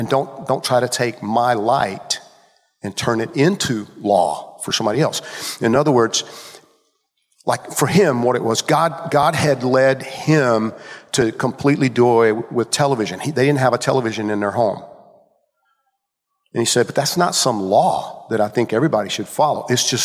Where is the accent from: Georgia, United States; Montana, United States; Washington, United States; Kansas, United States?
Georgia, United States; I grew up in Georgia